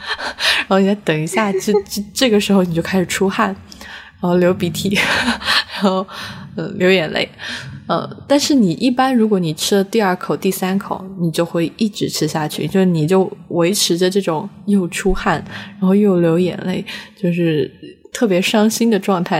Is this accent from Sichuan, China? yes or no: yes; Sichuan, China; 我们四川人饿得就比较变态